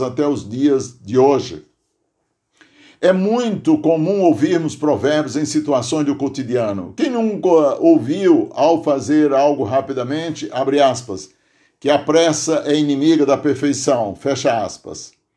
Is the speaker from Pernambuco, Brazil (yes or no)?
no; Aurora, Ceará, Brazil; now in Santo André, Brazil; lá no Tipi, distrito de Aurora, Ceará, onde nasci